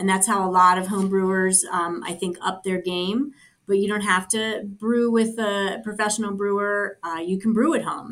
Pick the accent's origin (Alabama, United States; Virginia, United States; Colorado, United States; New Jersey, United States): Colorado, United States; my home state of Colorado